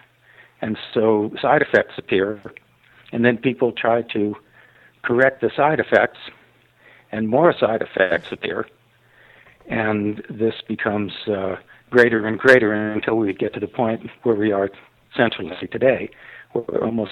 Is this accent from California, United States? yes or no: yes; Los Angeles, California, United States; moved away as an adult; now in Ashland, United States; I grew up in Los Angeles, so I was a completely city boy